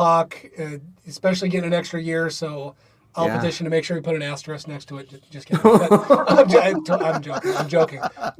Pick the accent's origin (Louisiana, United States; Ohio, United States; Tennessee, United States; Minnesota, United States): Minnesota, United States; as a Minnesotan